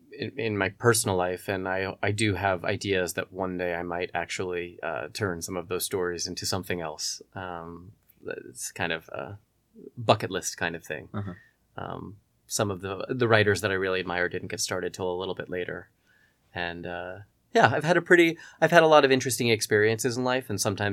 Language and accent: English; Long Island, New York, United States; now in Los Angeles, United States; I am from Long Island, New York. I was born and raised there, and then I went to, after college, I moved to Manhattan